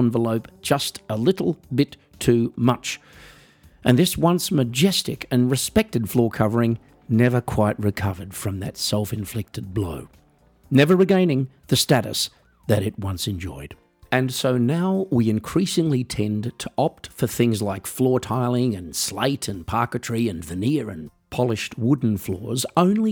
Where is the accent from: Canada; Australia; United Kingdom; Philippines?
Australia; accent: Australian; now in Germany; I live in Germany, folks, even though I'm Australian, as you might be able to tell from the accent